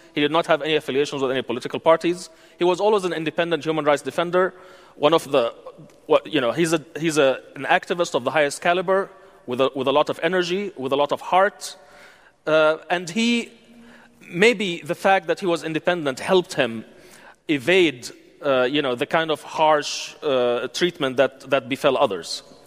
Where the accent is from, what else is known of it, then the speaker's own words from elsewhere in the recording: United Arab Emirates; moved away as an adult; I grew up in the United Arab Emirates. I lived in the United Arab Emirates all my life, 36 and a half years, until three years ago when I was uh, summarily expelled.